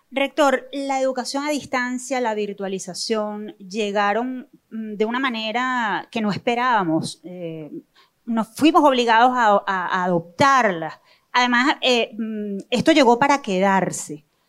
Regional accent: Venezuela; no dejemos de creer en nuestro país y en su gente

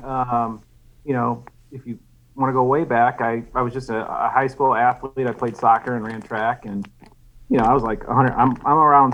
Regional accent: St. Louis, Missouri, United States; I'm from St. Louis

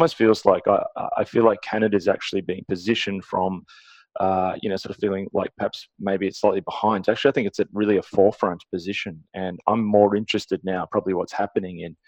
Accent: Australia

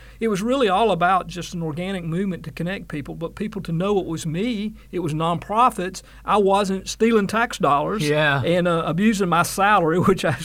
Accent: Claxton, Georgia, United States; my very first job in the media was in high school at a local radio station in my hometown of Claxton, Georgia

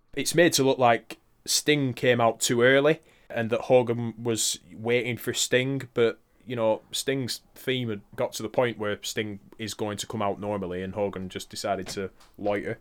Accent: United Kingdom; we're British.

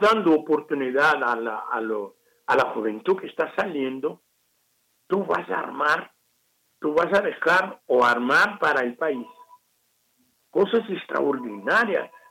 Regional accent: Brazil; Spanish is a second language; moved away as an adult; now in Mexico

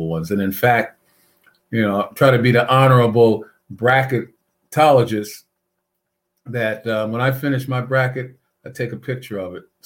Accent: New York City, New York, United States; also born or lived in Boston; my hometown, Brooklyn, New York

